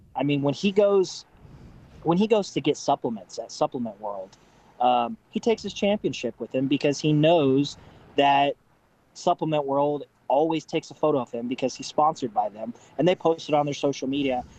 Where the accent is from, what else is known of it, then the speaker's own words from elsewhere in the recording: Southeast Kansas, United States; moved away; I'm originally from Southeast Kansas.